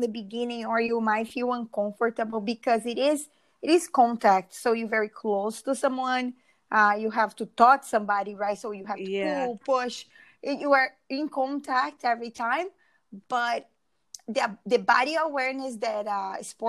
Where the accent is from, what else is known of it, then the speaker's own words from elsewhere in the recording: Brazil; English is a second language; moved away as an adult; also born or lived in Philadelphia, United States; now in United States; I'm from Brazil originally.